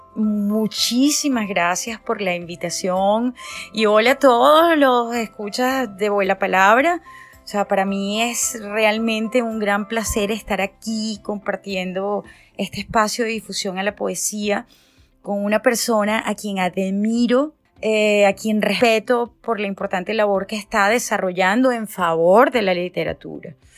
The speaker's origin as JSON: {"language": "Spanish", "country": "Venezuela", "moved": "yes", "lives_now": "San Francisco, United States", "said": "soy una actriz venezolana eh, residenciada aquí en el este de San Francisco, en California, mm, desde hace un poquito más de 20 años"}